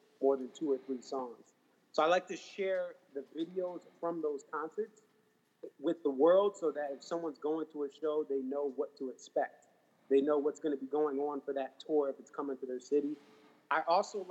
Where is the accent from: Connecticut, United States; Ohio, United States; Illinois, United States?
Connecticut, United States; I am from Connecticut